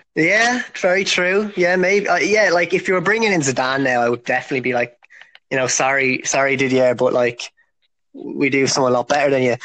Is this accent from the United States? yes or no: no; Ireland; I'm from Ireland.